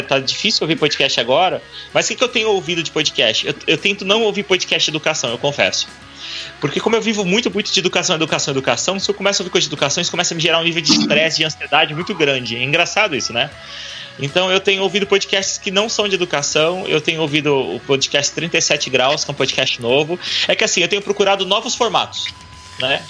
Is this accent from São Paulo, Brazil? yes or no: yes; Indaiatuba, São Paulo, Brazil; Eu sou de Indaiatuba